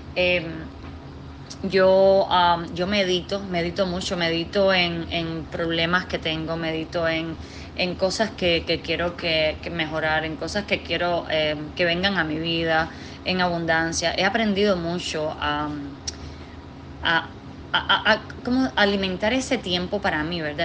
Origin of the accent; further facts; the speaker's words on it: Cuba; moved away as an adult; now in Washington, D.C., United States; nací en Cuba, me crié en Cuba hasta los 20 años